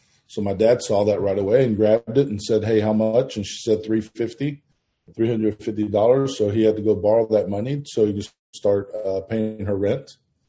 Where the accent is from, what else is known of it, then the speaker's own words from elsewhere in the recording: Manhattan, New York, United States; born there; now in Houston, United States; Went to New York. We lived in Manhattan. I was born in Manhattan. And in 1977, they migrated down here to Houston.